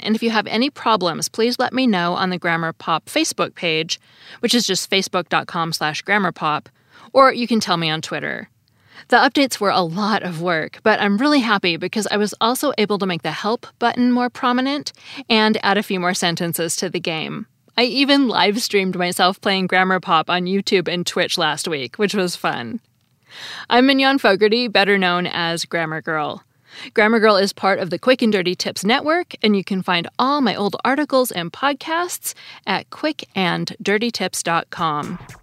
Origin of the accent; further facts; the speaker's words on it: United States; As an American